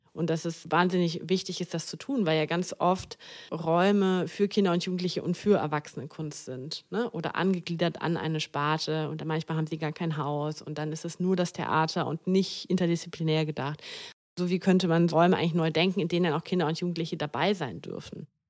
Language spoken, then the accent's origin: German; Düsseldorf, North Rhine-Westphalia, Germany; moved away as an adult; also born or lived in Mannheim; Ich bin ja auch gebürtige Düsseldorferin und hier ist meine Familie